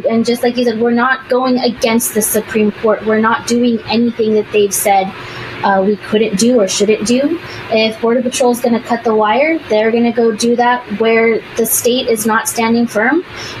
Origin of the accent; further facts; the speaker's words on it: Texas, United States; moved away; I'm from, born and raised in Delaware, Texas, go often, my family's there